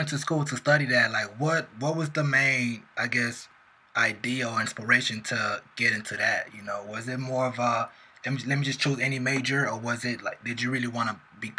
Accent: South Florida, United States; I'm actually from South Florida.

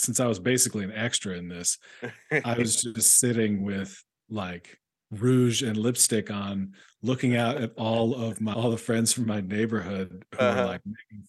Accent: Chapel Hill, North Carolina, United States; moved away as an adult; also born or lived in Athens, Georgia / Chicago / New York; now in Los Angeles, United States; I'm from Chapel Hill, North Carolina. So mm-hmm. that's, you know, that's where UNC is, and mm-hmm. basketball is kind of a king there.

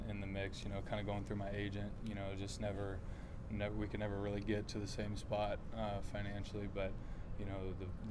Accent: Magnolia, Texas, United States; Magnolia, you know, Magnolia's home. It's, I got a ton of friends there, a ton of people that I call family. You know, it's where I grew up. I moved there when I was one

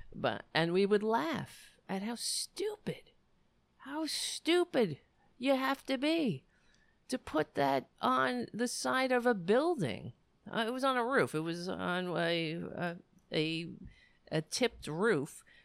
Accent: New York City, New York, United States; moved away; I grew up on Staten Island

